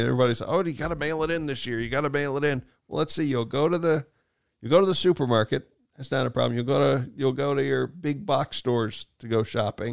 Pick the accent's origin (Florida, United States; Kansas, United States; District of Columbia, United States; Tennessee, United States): Kansas, United States; growing up in Kansas